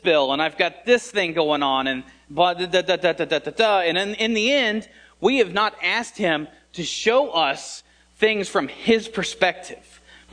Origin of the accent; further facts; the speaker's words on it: Indiana, United States; I was born and raised here in Indiana